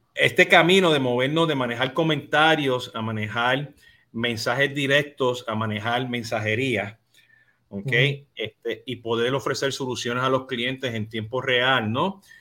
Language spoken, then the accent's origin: Spanish; Puerto Rico; now in Florida, United States; Yo siendo boricua